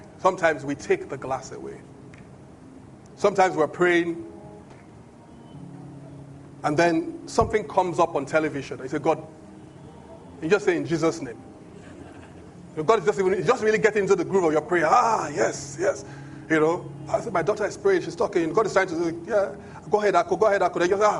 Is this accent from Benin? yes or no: yes; Benin; English is a second language; In my language, I'm from Benin. Benin language, when they say he shouted, the phrase, when you translate it, it literally means you take a shout.